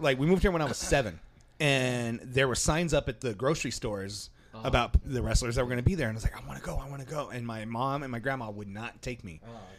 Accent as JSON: {"language": "English", "town": "Roswell", "region": "New Mexico", "country": "United States", "said": "Every time I fucking say I'm from Roswell on the phone or anything, you seen any aliens?"}